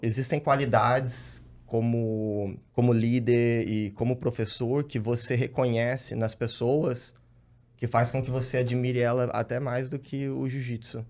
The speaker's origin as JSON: {"language": "Portuguese", "town": "Rio Claro", "region": "São Paulo", "country": "Brazil", "said": "A gente é de Rio Claro, interior Sim. de São Paulo, cidade pequena"}